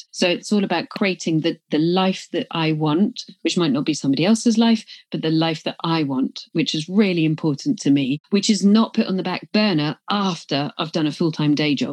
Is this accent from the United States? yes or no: no; Glasgow, Scotland, United Kingdom; accent: English; I joke about it because I'm from Glasgow, even though I've got an English accent, that's Scottish Presbyterianism.